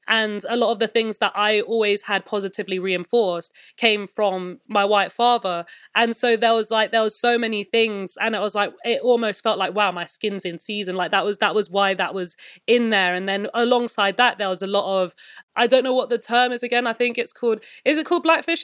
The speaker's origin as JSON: {"language": "English", "region": "London", "country": "United Kingdom", "tie": "born or raised there", "said": "I'm a born and raised, like, West London kid."}